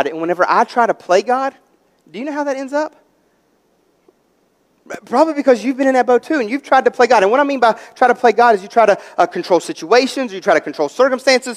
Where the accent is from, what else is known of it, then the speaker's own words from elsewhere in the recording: West Virginia, United States; we're from West Virginia, and we're country